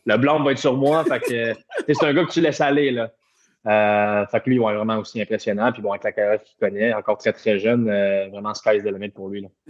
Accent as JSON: {"language": "French", "town": "Repentigny", "region": "Quebec", "country": "Canada", "also_born_or_lived": "Europe", "lives_now": "Montreal, Canada", "said": "je suis chez moi à Montréal, puis je viens de Repentigny qui est pas trop loin"}